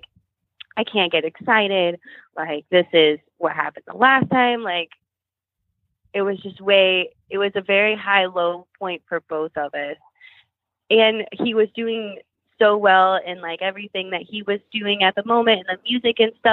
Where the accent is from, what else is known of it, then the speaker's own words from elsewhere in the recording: Kentucky, United States; moved away as an adult; also born or lived in Nashville; We're both from Kentucky. We moved back home once we had Otis